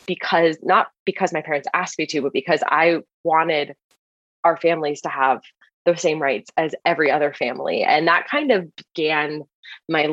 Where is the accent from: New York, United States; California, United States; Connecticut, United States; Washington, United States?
California, United States; Los Angeles; I grew up in Los Angeles, California